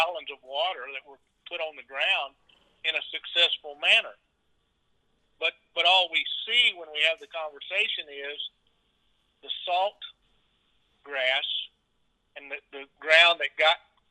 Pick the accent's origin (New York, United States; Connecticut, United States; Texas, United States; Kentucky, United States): Texas, United States; Edinburg; I was raised in South Texas, graduated in 1973 from Edinburgh High School